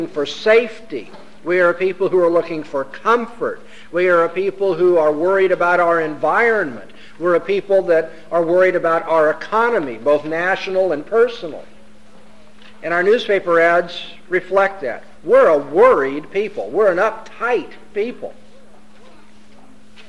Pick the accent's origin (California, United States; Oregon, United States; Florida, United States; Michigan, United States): California, United States; Southern; I come from Southern California. That's supposed to be earthquake country